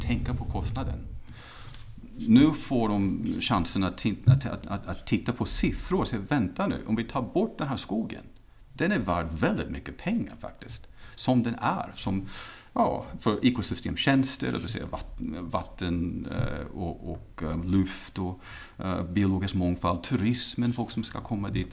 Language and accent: Swedish; United States; now in Sweden; Jag är uppvuxen i USA